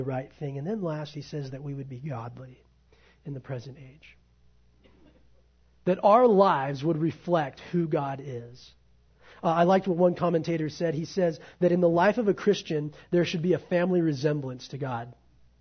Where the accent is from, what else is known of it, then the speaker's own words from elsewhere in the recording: United States; I'm an American